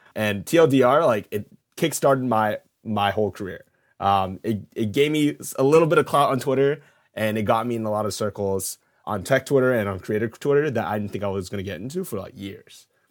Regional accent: Canada; moved away as an adult; now in New York, United States; I'm Canadian, but I moved to to New York to do this job

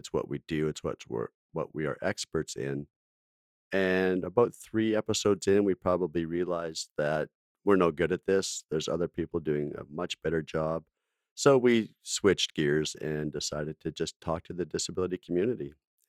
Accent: Alberta, Canada; I grew up in Alberta, so.

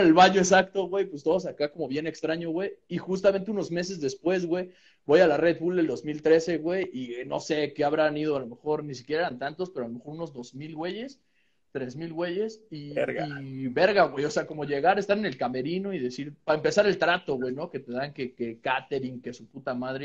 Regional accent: Calacoaya, State of Mexico, Mexico; estaba entrando a la secundaria en un pinche pueblo que se llama Calacuaya

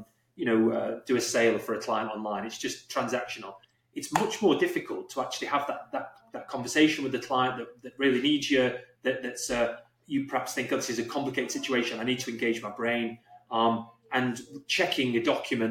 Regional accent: England, United Kingdom; I'm English

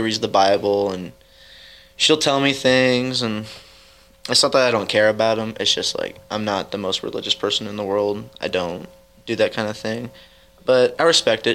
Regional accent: Edgerton, Missouri, United States; born or raised there; also born or lived in Kansas City, Missouri / Dearborn, Missouri

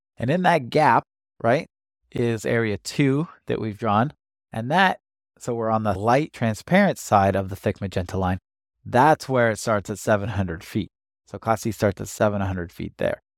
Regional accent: United States; also born or lived in Washington / California; I grew up in Washington and California

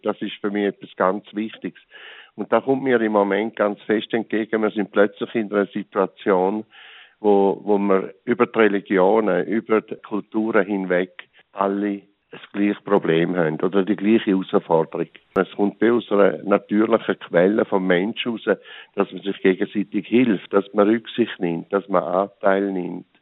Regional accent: St. Gallen, Switzerland; ich bin auf dem Land aufgewachsen, im Rheintal.

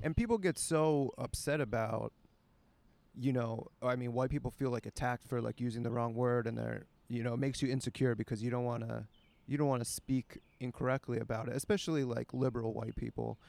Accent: Pittsburgh, Pennsylvania, United States; I'm from Pittsburgh

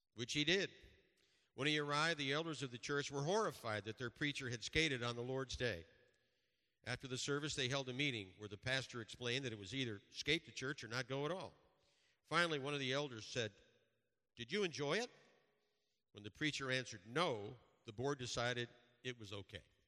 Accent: Western New York, United States; growing up in Western New York in a Roman Catholic church

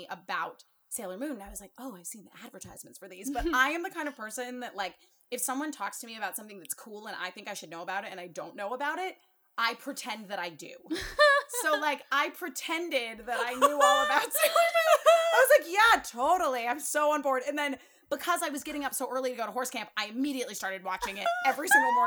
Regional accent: Connecticut, United States; I'm from Connecticut

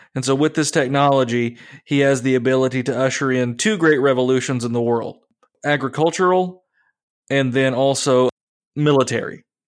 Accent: United States; I am an American.

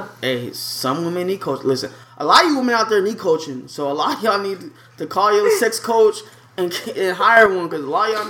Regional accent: Chicago, Illinois, United States; now in Tucson, United States; I'm from the Midwest. Chicago, everything.

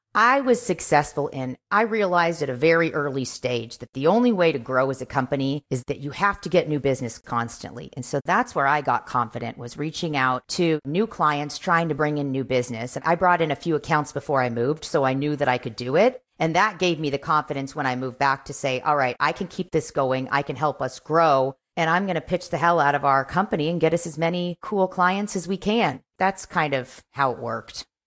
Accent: Kansas City, United States; moved away as an adult; also born or lived in New York / Los Angeles; I'm from Kansas City

